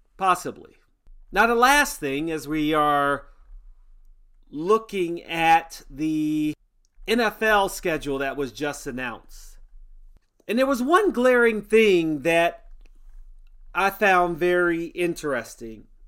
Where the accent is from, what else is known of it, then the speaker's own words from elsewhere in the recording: Washington, District of Columbia, United States; I'm from Washington